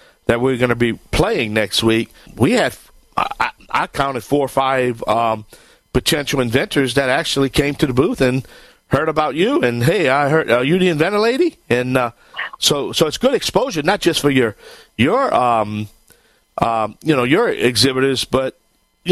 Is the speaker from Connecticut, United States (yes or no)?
no; Bayou Land, Louisiana, United States; I am the Cajun man from the Bayou Land